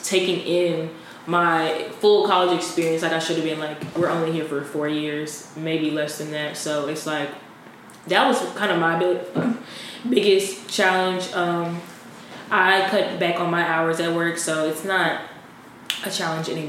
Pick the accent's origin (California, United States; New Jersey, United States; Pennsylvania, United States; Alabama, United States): Alabama, United States; Wetumpka; I'm from Wetumpka, Alabama.